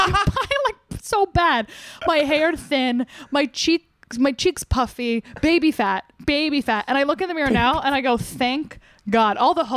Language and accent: English; New Jersey, United States; So I'm from New Jersey.